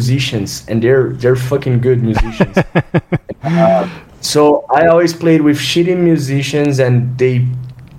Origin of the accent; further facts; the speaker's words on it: Brazil; we're from Brazil, right? So we're pretty much third world guys